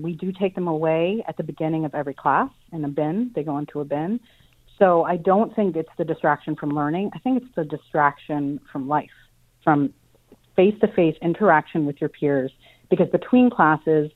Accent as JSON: {"language": "English", "region": "New York", "country": "United States", "tie": "born or raised there", "said": "I grew up in New York in the 80s"}